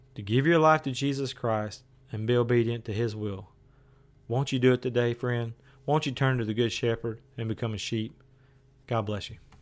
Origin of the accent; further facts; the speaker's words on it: West Tennessee, United States; now in Maryville, Tennessee, United States; I'm from West Tennessee where there was beans and cotton.